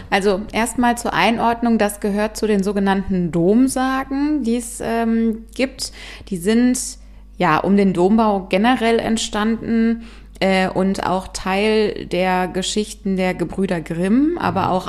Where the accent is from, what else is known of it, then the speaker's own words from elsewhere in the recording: Bonn, North Rhine-Westphalia, Germany; so nennt man es zumindest in Bonn, wo ich herkomme.